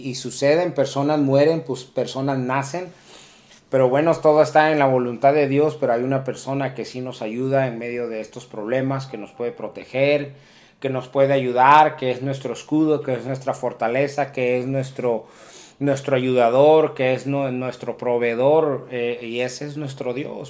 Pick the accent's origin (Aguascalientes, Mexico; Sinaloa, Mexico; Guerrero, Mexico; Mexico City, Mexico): Guerrero, Mexico; Acapulco; moved away; also born or lived in Colorado; el, puerto de Acapulco, que nosotros somos originarios de ahí, somos nacidos en ese lugar